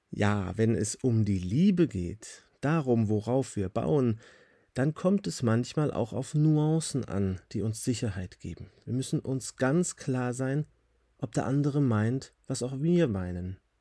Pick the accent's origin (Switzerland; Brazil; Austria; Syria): Switzerland; Hier bei uns in der Schweiz